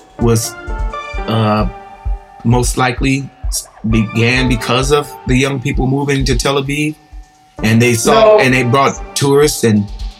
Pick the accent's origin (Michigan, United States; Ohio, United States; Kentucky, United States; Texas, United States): Ohio, United States; Cincinnati; I was born in Cincinnati, Ohio.